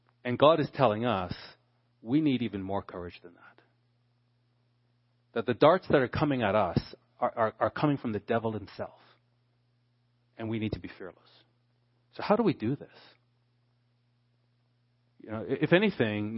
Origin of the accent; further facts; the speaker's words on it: Canada; Being a Canadian